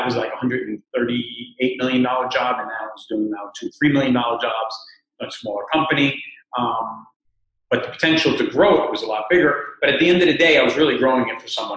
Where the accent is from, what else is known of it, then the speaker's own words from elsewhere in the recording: New York City, New York, United States; also born or lived in Cuba; We come from Cuba, and I came here when I was a year and a half old, so I've been basically raised in New York City for the last 45 years or so.